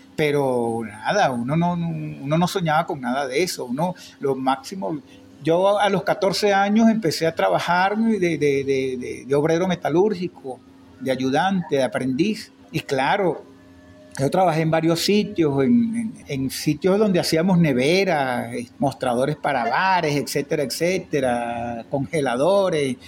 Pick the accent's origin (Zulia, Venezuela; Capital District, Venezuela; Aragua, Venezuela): Capital District, Venezuela; Caracas; Hasta en varios sitios de Caracas, vivimos en, eh, eh, eh, en San Bernardino, vivimos en El Conde